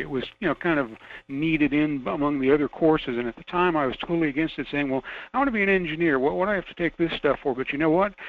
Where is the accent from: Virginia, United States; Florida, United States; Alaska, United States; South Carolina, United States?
Florida, United States; Miami; also born or lived in northern Georgia; now in Fairbanks, United States; I'm a native of Miami, Florida